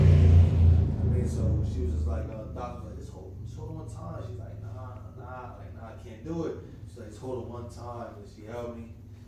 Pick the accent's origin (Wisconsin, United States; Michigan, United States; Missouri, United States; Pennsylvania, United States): Pennsylvania, United States; Philadelphia; I grew up in Philly, but I grew up in too.